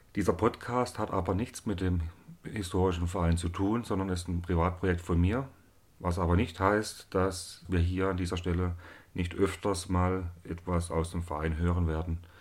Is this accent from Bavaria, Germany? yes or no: no; Unterharmersbach, Baden-Württemberg, Germany; also born or lived in Zell am Harmersbach; ich komme aus Unterhammersbach. Das ist ein Ort im Schwarzwald